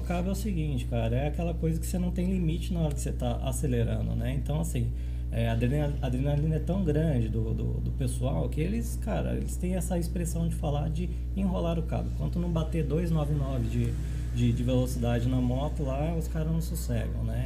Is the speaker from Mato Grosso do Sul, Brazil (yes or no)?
no; São Paulo, Brazil; moved away as an adult; also born or lived in Goiânia, Brazil / Rio Quente, Brazil; now in Caldas Novas, Brazil; Eu sou de São Paulo, né? São Paulo capital